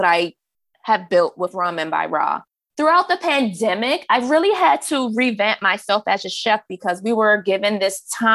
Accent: Maryland, United States; also born or lived in New York; I'm from Maryland and I have ties to the South through my dad's family, the North through my mother's family

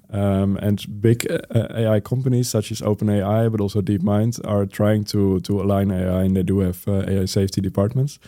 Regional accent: Netherlands; my home country, the Netherlands

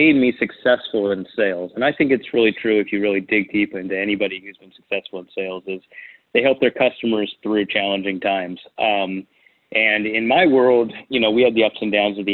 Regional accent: Huntington Beach, California, United States; moved away as an adult; also born or lived in San Francisco, California; now in Phoenix, United States; I'm from Orange County, California, Huntington Beach.

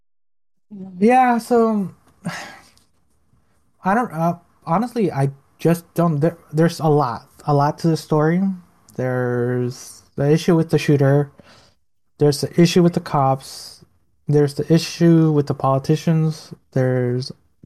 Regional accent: Chicago, Illinois, United States; I grew up in Chicago, literally in the roughest parts of the ghetto

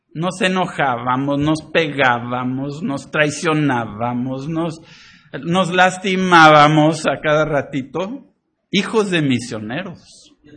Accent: Poza Rica, Veracruz, Mexico; moved away; crecí en México, pero así no le hacíamos allá en Poza Rica

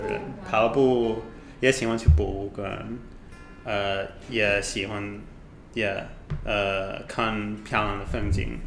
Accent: United Kingdom; Chinese is a second language; moved away as an adult; now in Taiwan; 我来自英国，呃，在台湾，已经住一年半

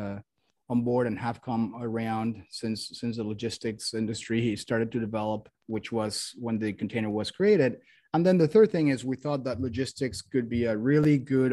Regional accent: Mexico; moved away as an adult; also born or lived in Miami; now in United States; I'm originally from Mexico, came to the US to study business school

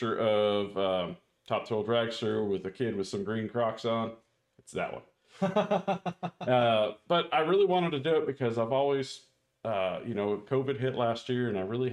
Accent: Anaheim, California, United States; I grew up in Southern California

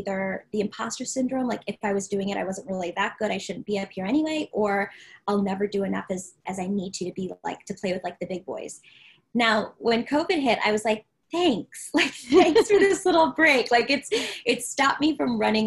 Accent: Maryland, United States; I'm from Maryland

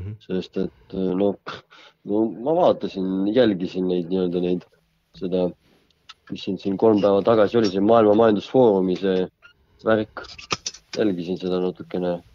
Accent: Võru, Võru County, Estonia; ma olen pärit Lõuna-Eestist, Võrust

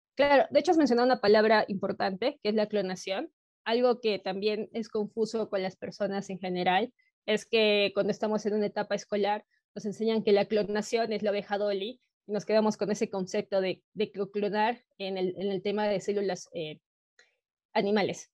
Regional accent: Peru; soy de Perú, actualmente vivo en la ciudad de Cusco

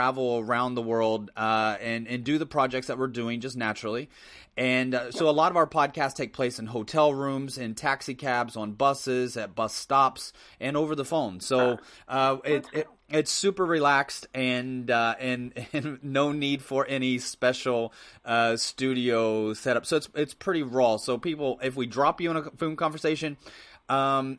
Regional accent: Midwest, United States; as an American, I was born and raised in the Midwest

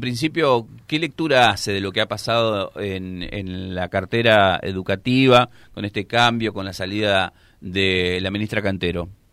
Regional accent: Santa Fe, Argentina

